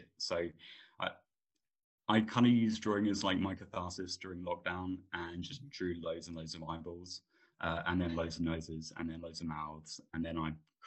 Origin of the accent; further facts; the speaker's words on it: Suffolk, East of England, United Kingdom; I am from a town in a county called Suffolk in England